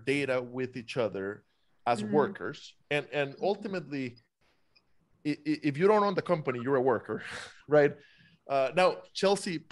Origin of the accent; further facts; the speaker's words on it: Costa Rica; now in United States; I'm a foreigner. I was born and raised in Costa Rica.